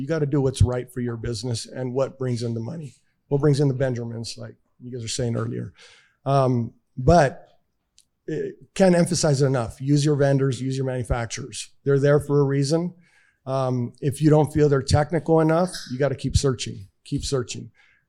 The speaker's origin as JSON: {"language": "English", "town": "East Los Angeles", "region": "California", "country": "United States", "tie": "born there", "said": "I was born in East LA, just like the movie."}